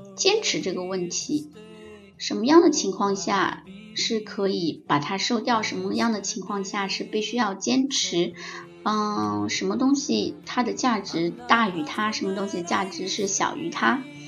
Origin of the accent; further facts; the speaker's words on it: China; also born or lived in Shenzhen; 我们中国人或者是南京的朋友们